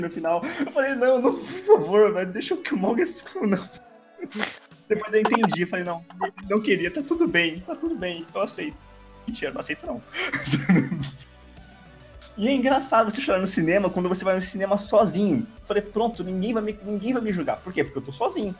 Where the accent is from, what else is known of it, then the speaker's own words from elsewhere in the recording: Brazil; eu sou brasileiro